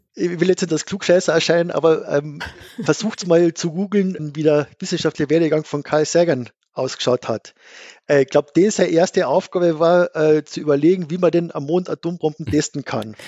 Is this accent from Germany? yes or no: no; Gailtal, Carinthia, Austria; accent: Carinthian; moved away as an adult; also born or lived in Vienna / Innsbruck; Ich bin Kärntner. Genau. Ja. Also ich bin ursprünglich in schönem Geldtal in Kärnten aufgewachsen